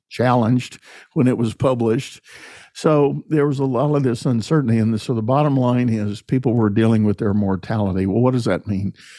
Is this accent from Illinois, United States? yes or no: no; San Antonio, Texas, United States; as a young child, I grew up in San Antonio